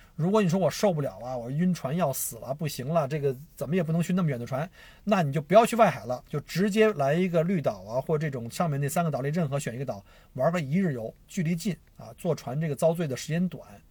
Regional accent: China; also born or lived in Victoria, Australia; now in Australia; 我们中国人

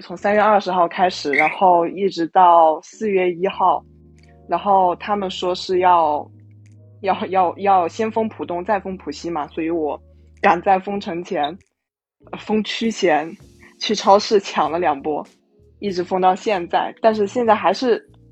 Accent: Wuhan, Hubei, China; 首先我是武汉人，一九年年底的时候

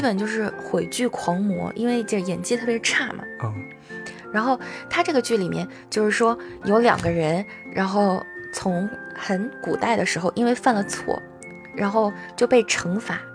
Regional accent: China; 我们中国人

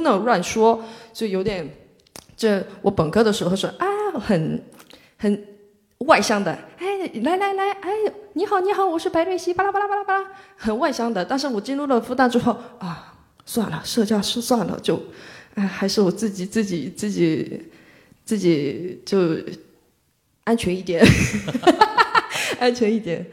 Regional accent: Mokpo, South Jeolla, South Korea; Chinese is a second language; moved away as an adult; now in Shanghai, China; 我是来自全罗南道的一个，呃，属于中国的三四四线城市吧，就是很，对，三四线城市

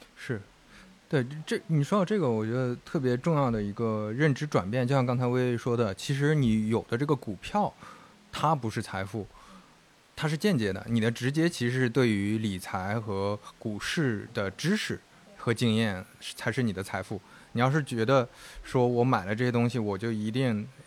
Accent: Shandong, China; moved away; 我是山东人，你是河南人，那我们那边可能大家是宁愿多积蓄

